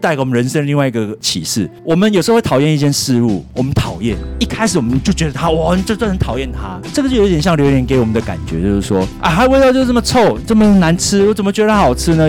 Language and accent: Chinese; Taiwan; 我们台湾人